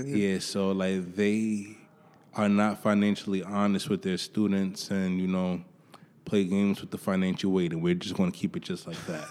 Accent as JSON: {"language": "English", "town": "New York City", "region": "New York", "country": "United States", "tie": "born or raised there", "said": "I grew up in Harlem, went to high school"}